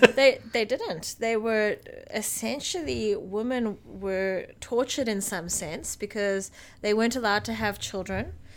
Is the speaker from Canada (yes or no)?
no; South Africa; as a South African